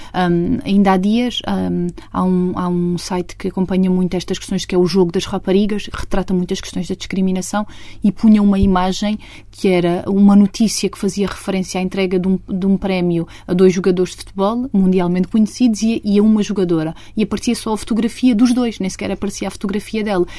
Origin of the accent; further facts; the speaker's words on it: Estremoz, Alentejo, Portugal; moved away as an adult; now in Lisbon, Portugal; já vivo quase há tantos anos em Lisboa como aqueles que vivia em Estremoz. Eu gosto muito da minha terra